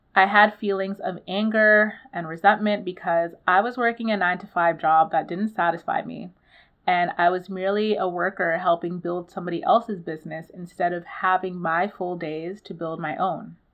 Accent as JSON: {"language": "English", "country": "Nigeria", "said": "I'm Nigerian too"}